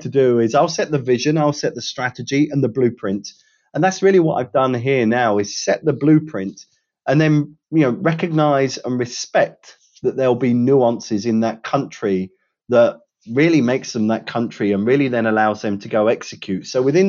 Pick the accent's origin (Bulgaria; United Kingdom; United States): United Kingdom; I can say this being a Brit and having worked in Europe for you know, many different organizations